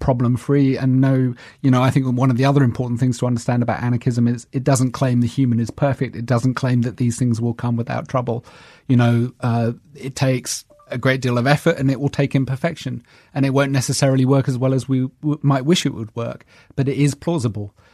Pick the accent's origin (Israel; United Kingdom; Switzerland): United Kingdom; London; also born or lived in New York; I was from South London